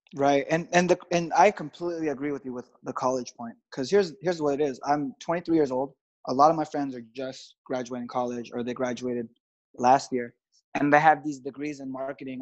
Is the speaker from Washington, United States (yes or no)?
no; Los Angeles, California, United States; I'm from Los Angeles, so it's always beautiful out here